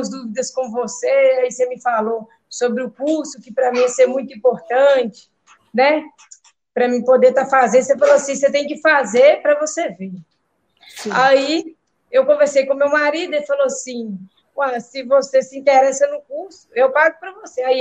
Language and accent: Portuguese; Minas Gerais, Brazil; de Minas Gerais.